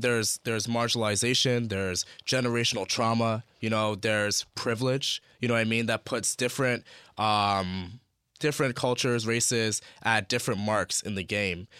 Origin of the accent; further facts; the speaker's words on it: Toronto, Ontario, Canada; growing up in Scarborough